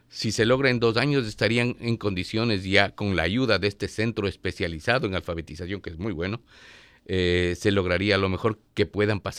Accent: Ecuador; moved away as an adult; now in Washington area, United States; Tenemos los ecuatorianos, es innato en nosotros, es un espíritu de solidaridad.

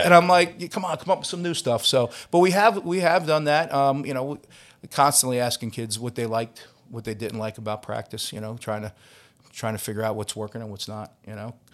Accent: Long Island, New York, United States; now in Philadelphia, United States; I'm from Long Island

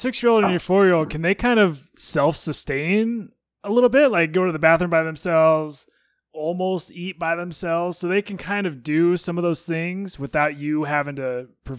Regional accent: Wasilla, Alaska, United States; born or raised there; now in Nebraska, United States

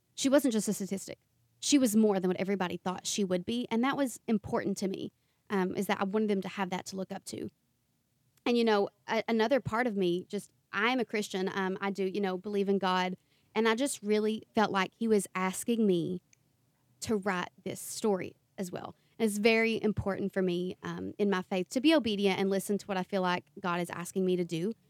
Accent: Eastern Kentucky, United States; accent: thick accent; I'm from Eastern Kentucky, and there's such a stigma with being raised in the mountains in the Appalachian region

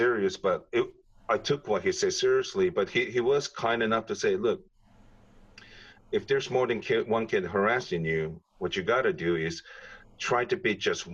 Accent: Japan; moved away; growing up in Japan

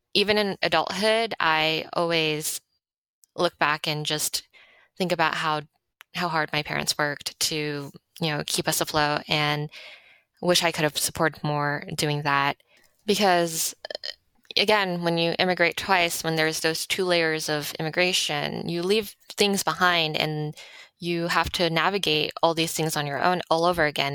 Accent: Monterey Park, California, United States; also born or lived in Los Angeles; I was born in Monterey Park.

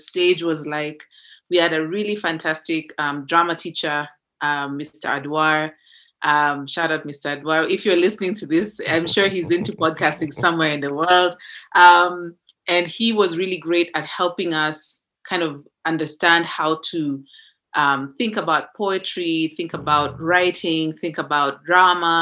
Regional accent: Nairobi, Kenya; I grew up in Nairobi

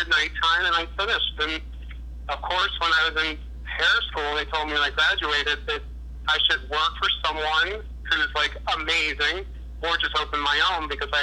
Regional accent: Wilmington, Delaware, United States; I'm originally from Wilmington, Delaware. I was born and raised there

